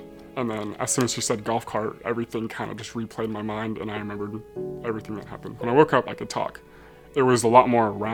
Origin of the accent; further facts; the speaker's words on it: Atlanta, Georgia, United States; also born or lived in Dallas, Texas; I moved to Atlanta when I was 2 years old